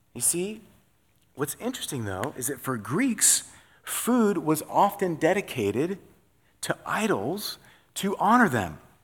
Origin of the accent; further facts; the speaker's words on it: Iowa, United States; also born or lived in North Dakota; I was born in North Dakota. We were from Iowa